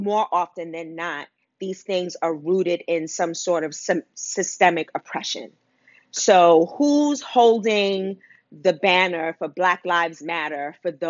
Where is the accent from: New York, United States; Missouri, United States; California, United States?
New York, United States; New York City; I grew up in Wagner Projects in Harlem for the first 30 years of my life